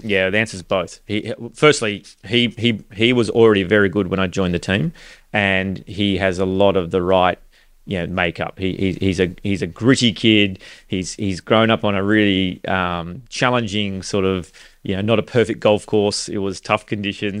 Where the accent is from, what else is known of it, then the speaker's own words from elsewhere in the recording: Australia; growing up in Australia